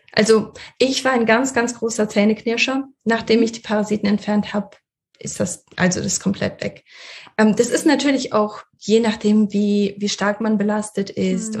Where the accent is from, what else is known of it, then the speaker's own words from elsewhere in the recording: Russia; moved away; ich bin in Russland geboren